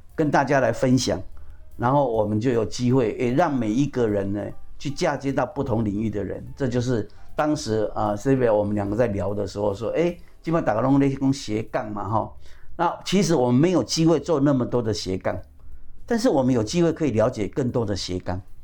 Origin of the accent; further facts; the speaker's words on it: Pingtung County, Taiwan; now in Taipei, Taiwan; 我是屏东人，我在台北